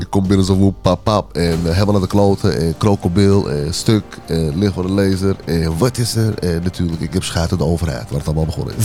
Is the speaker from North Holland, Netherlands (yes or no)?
yes; Amsterdam, North Holland, Netherlands; Ik ben opgegroeid in Oost en in Noord en in het uh, en in West ook